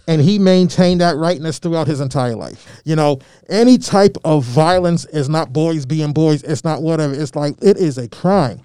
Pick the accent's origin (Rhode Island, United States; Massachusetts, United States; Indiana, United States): Massachusetts, United States; Malden; also born or lived in Albany, Georgia; when I grew up in Malden, there was a handful of black families